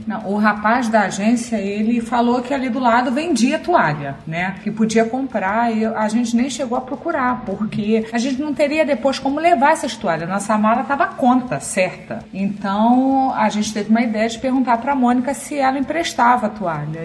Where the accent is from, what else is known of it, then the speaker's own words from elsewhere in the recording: Rio de Janeiro, Brazil; now in Santos, Brazil; eu sou carioca